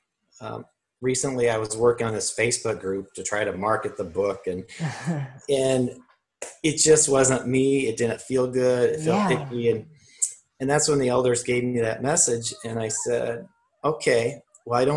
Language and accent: English; Midwest, United States; growing up in the Midwest, I had a workaholic dad.